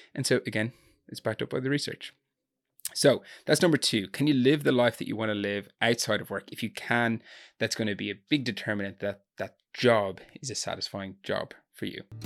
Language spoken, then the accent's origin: English; Gorey, Ireland; barman in a nightclub in my hometown in Gori